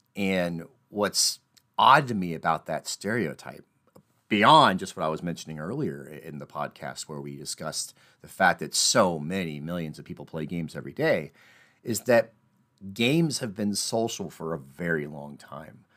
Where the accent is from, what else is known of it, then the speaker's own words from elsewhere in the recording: Midwest, United States; I'm from the Midwest, so I talk about basements